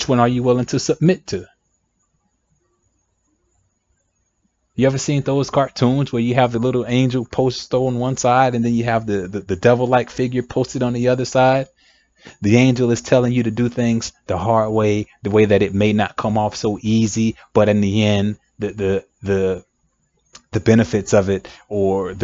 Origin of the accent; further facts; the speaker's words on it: United States; I'm African American myself